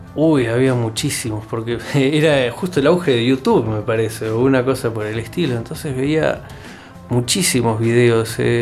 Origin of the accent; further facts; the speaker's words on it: Argentina; yo volví a Argentina, eh, comencé a mover muchísimos hilos, muchísimos hilos para comenzar a dirigir en mi país, en mi provincia